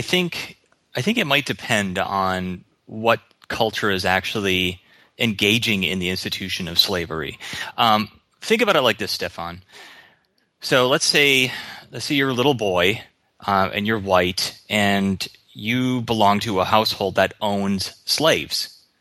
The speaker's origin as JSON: {"language": "English", "region": "Minnesota", "country": "United States", "tie": "born or raised there", "moved": "as an adult", "lives_now": "Hawaii, United States", "said": "I was raised in Minnesota."}